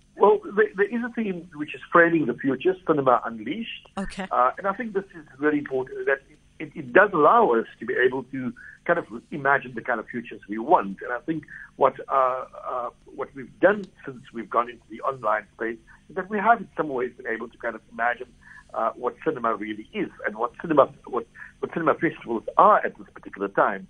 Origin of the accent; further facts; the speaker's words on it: South Africa; us as South Africans